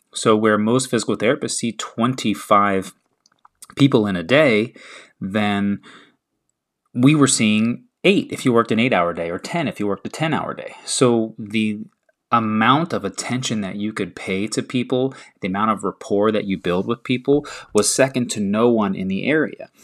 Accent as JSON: {"language": "English", "region": "the South", "country": "United States", "said": "I'm from the South"}